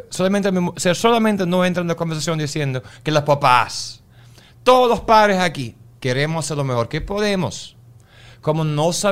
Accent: Germany; Spanish is a second language; soy alemán, no hablo muy bien español, como te has dado cuenta.

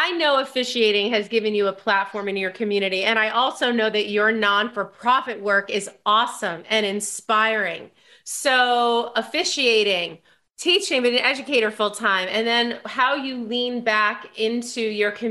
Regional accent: New York, United States; as a New Yorker, because you know, born and bred

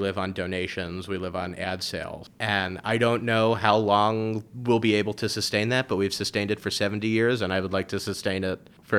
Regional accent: New York City, New York, United States; Born and raised in New York.

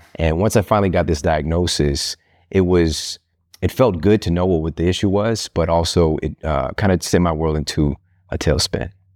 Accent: Midwest, United States; I'm from the Midwest

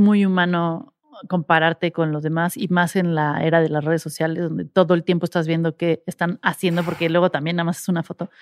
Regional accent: Mexico; soy una mexicana tratando de hacer un show en inglés

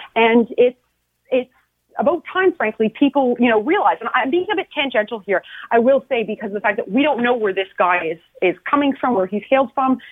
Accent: Canada; in my country

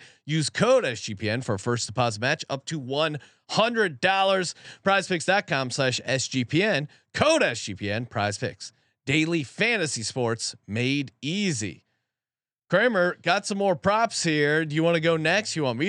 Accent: Los Angeles, California, United States; No, I was born a Raider. No, I grew up in South LA.

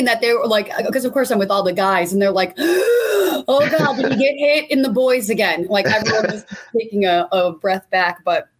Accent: Buffalo, New York, United States; the ultimate Buffalo Bills fan, because it's my hometown team.

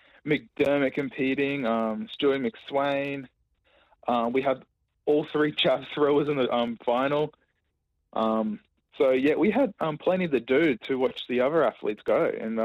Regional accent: Logan, Queensland, Australia; I'm from Logan.

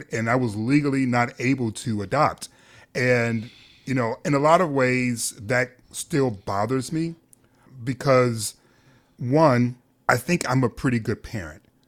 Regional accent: Detroit, Michigan, United States; we're both from Detroit. I'm from the East Side, Mack and Van Dyke

